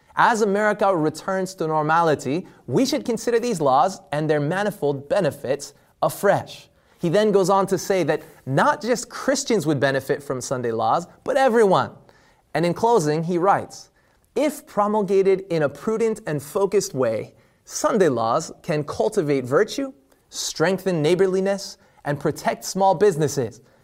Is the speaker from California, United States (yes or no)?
yes; California, United States; my home state of California